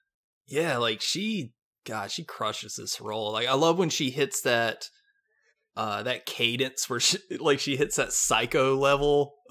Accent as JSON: {"language": "English", "region": "North Carolina", "country": "United States", "said": "I'm from North Carolina."}